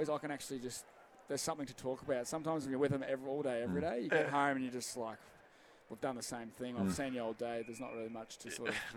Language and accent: English; Swan Hill, Victoria, Australia; also born or lived in Fitzroy North, Melbourne; now in Melbourne, Australia; I'm from Swanhill